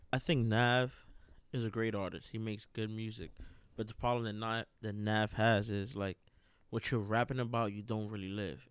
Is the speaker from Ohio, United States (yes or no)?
no; New York City, New York, United States; now in Lancaster, Pennsylvania, United States; what I really remember the most about growing up in New York City was just being outside